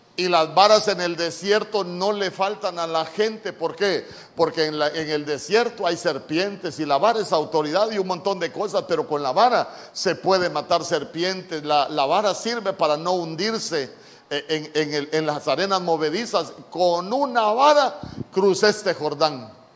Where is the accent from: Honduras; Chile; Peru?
Honduras; yo ya era ciudadano honorable de esta tierra